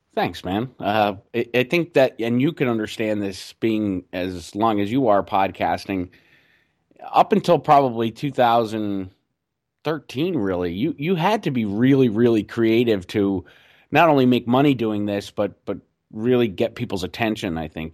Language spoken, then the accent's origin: English; Scranton, Pennsylvania, United States; I'm from Scranton, Pennsylvania